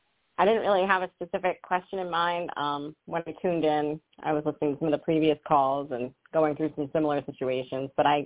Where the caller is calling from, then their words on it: Rhode Island, United States; I'm calling from Rhode Island.